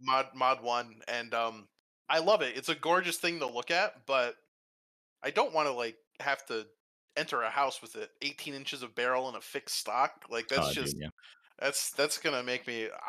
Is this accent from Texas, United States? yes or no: yes; Texas, United States; I am from Texas.